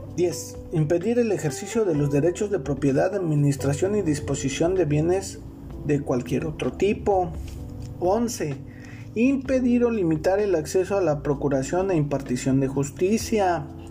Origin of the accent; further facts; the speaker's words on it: Mexico City, Mexico; Yo soy de Ciudad de México, vivo en Ciudad de México, pero en estos momentos estoy trabajando, estoy fuera, estoy en el estado de Chiapas